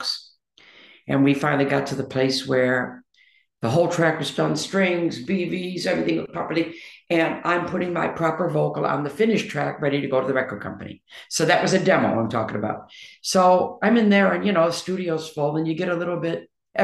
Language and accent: English; Detroit, Michigan, United States; moved away; from Detroit